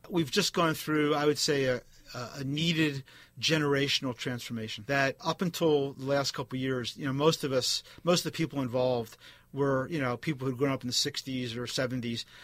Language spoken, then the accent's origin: English; East Coast, United States; now in Bay Area, United States; I grew up on the East Coast